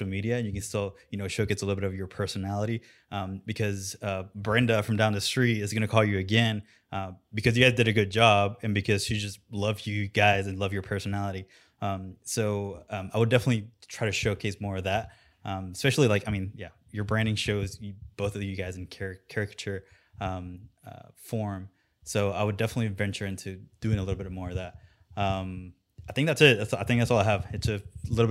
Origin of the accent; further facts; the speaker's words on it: Puerto Rico; I'm from Puerto Rico, so I know Spanish